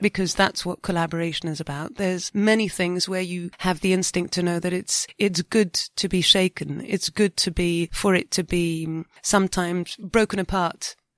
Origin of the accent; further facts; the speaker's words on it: France; we haven't got many karaoke's in France